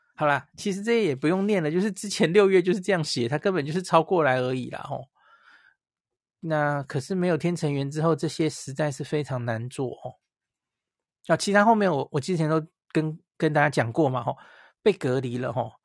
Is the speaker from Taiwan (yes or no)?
yes; Taiwan; 我们台湾人其实很清楚吧